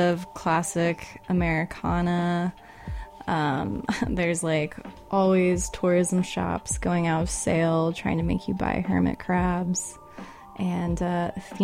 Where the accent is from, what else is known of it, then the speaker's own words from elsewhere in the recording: North Florida, United States; moved away as an adult; also born or lived in Bay Area, California; now in San Francisco Bay Area, United States; So I come from North Florida, which is, like, the panhandle.